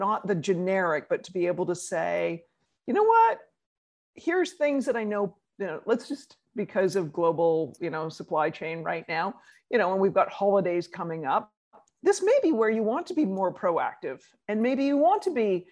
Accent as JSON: {"language": "English", "country": "Canada", "moved": "as an adult", "lives_now": "New York, United States", "said": "being Canadian"}